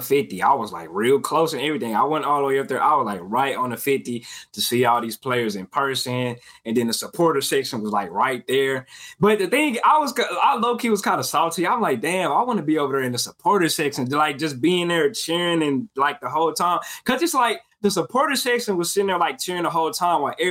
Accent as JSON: {"language": "English", "town": "Dallas", "region": "Texas", "country": "United States", "said": "I'm from Dallas area"}